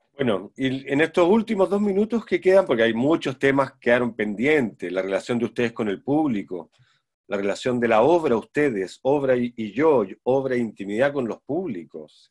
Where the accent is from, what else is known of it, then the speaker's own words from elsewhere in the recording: Santiago, Santiago Metropolitan Region, Chile; moved away; soy santiaguino de nacimiento, criado